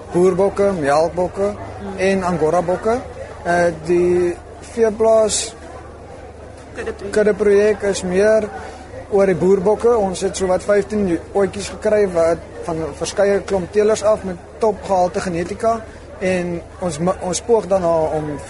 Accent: Cape Province, South Africa; En ek kom uit die Kaap uit so ek is uit en uit Aksburg toe vir landbou

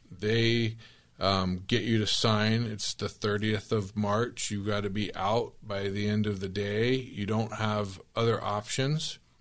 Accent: Tempe, Arizona, United States; I grew up in Tempe

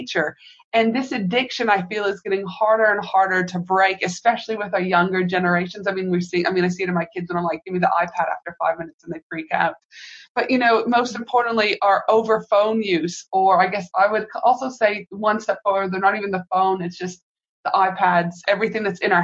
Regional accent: Canada; now in Australia; I'm from Canada

